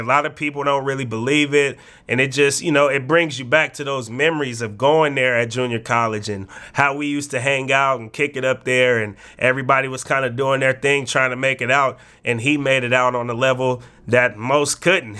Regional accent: Bay Area, California, United States; moved away; also born or lived in Oregon; we both knew we came from the Bay Area, a place where it can be hard to make it out

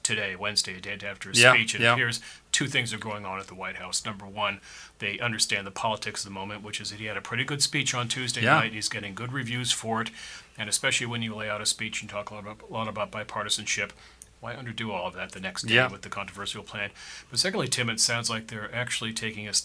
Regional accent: Washington, District of Columbia, United States; moved away; So I grew up in this town, actually. I grew up in Washington

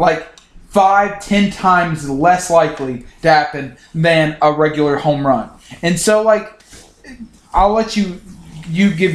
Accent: Charlotte, North Carolina, United States; we're in the South. We're from Charlotte

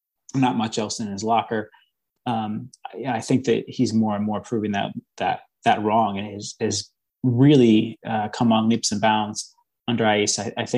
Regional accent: United States; even being American

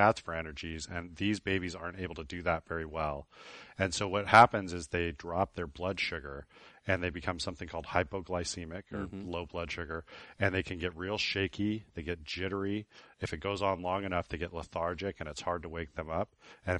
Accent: Shiprock, New Mexico, United States; born there; I was born on the Navajo Reservation in Shiprock.

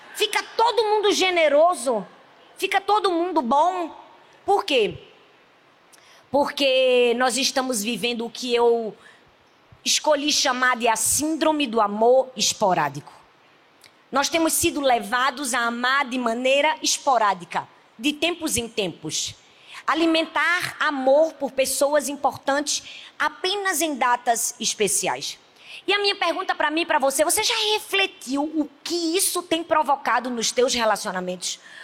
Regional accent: Northeast Region, Brazil; accent: nordestino; Dá para perceber no meu sotaque que eu sou nordestino

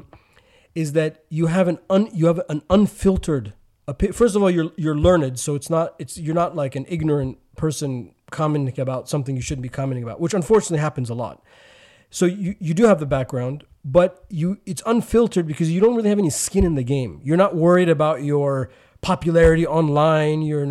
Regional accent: United States; we're both American Muslims

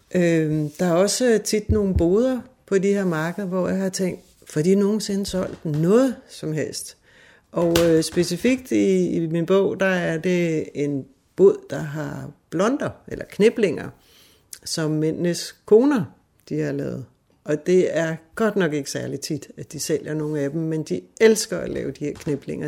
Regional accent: Fredensborg, Capital Region of Denmark, Denmark; moved away as an adult; also born or lived in Hillerød / Hobro; now in Spain; Altså, jeg er født her i Hillerød, og øh, så flyttede vi til Hobro, da jeg ikke var særlig gammel, og så havnede vi i Fredensborg, hvor jeg havde den største del af min opvækst

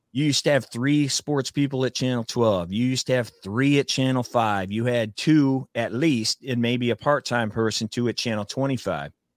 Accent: Flushing, United States; I'm from Flushing

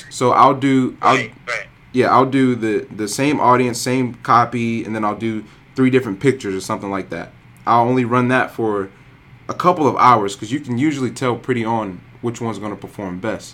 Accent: South Carolina, United States; now in North Carolina, United States; I'm from South Carolina, but I live in North Carolina.

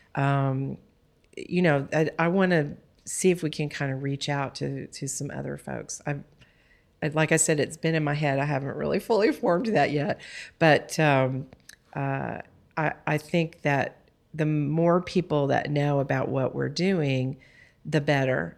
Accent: Texas, United States; I'm from Texas

